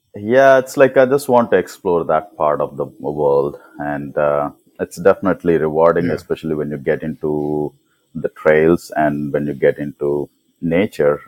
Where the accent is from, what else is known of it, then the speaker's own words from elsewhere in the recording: Hyderabad, Telangana, India; now in San Diego, United States; I'm originally from Hyderabad. I mean from India